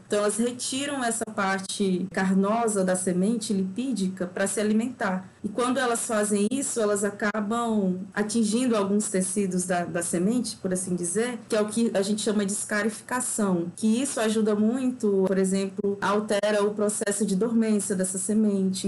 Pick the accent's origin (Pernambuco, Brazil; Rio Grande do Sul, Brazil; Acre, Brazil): Acre, Brazil; moved away as an adult; also born or lived in Minas Gerais; now in Lavras, Brazil; eu estou me mineira há quase quatro anos, mas eu sou acriana